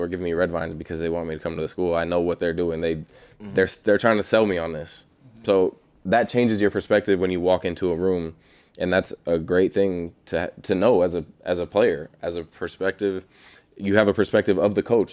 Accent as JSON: {"language": "English", "area": "Bay Area", "region": "California", "country": "United States", "tie": "born or raised there", "moved": "yes", "said": "I was born there. I was born in the Bay Area"}